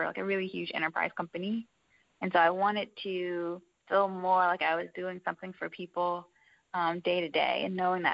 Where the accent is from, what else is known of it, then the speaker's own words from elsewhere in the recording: Maryland, United States; I grew up in Maryland, right outside of D.C.